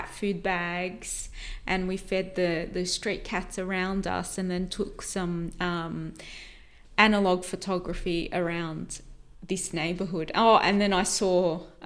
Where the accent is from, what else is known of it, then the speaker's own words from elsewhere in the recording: Australia; we said, Australia